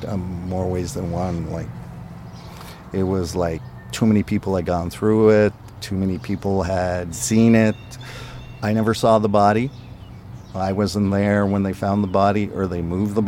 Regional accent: Ottawa, Ontario, Canada; first language French; English is a second language; moved away as an adult; also born or lived in Thompson, Manitoba; I was brought up in Ottawa, brought up in a French-Canadian environment. I didn't speak any English until I joined the RCMP.

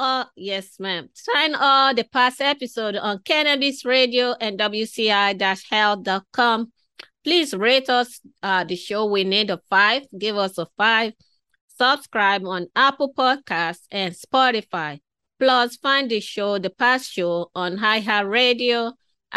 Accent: Nigeria; I am a Nigerian, I am of African heritage.

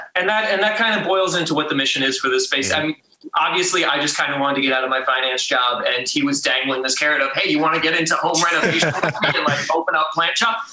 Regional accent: Connecticut, United States; moved away as an adult; now in Baltimore, United States; I was born and raised in Connecticut, came out here to Baltimore for a finance job actually.

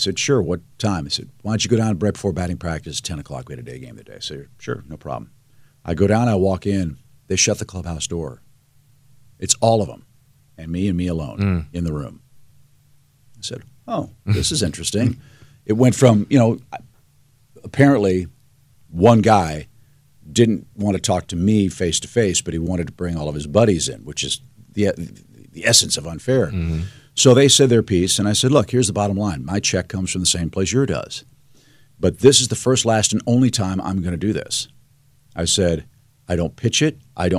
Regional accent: Missouri, United States; I grew up in Fox Creek Estates, right behind Queenie Park, right off

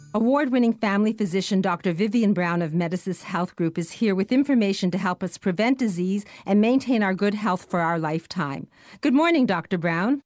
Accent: Canada; as a Canadian

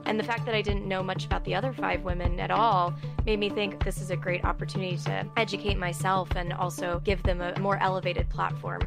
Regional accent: outside of Houston, Texas, United States; I grew up outside of Houston.

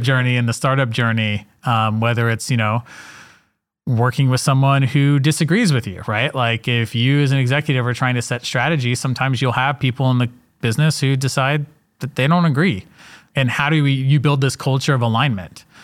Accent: Atlanta, Georgia, United States; I'm from Atlanta, Georgia

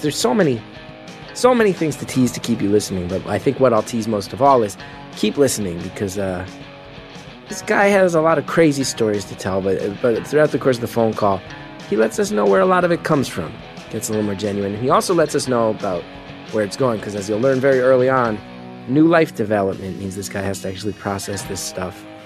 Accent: East Coast, United States; I grew up on the East Coast

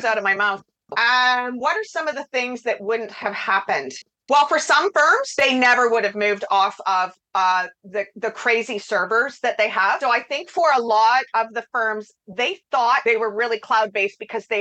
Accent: Canada; I'm Canadian

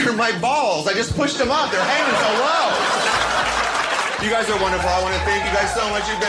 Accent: San Diego, California, United States; I am from San Diego, California, the meth capital of the world.

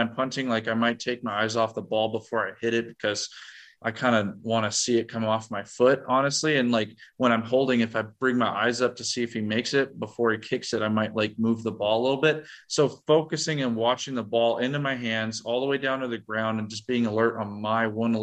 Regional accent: Montana, United States; moved away as an adult; now in Nebraska, United States; I grew up in Montana

